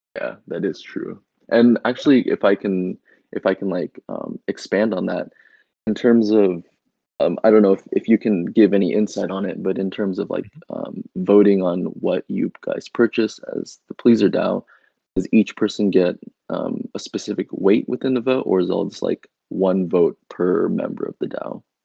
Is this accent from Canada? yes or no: no; Indonesia; my home country of Indonesia